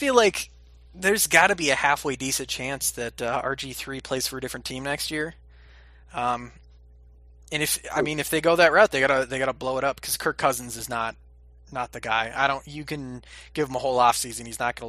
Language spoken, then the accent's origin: English; Upper Peninsula of Michigan, United States; I'm from the UP. I'm from the Upper Peninsula of Michigan. Where it is winter 8 months of the year, and it snows every day, and they get, on average, over 300 inches of snow a year.